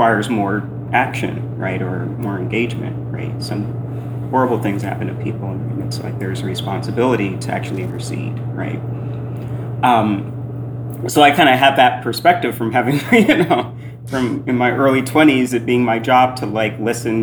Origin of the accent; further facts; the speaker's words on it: Indianapolis, Indiana, United States; moved away as an adult; also born or lived in New York City; I grew up in Indianapolis, Hoosier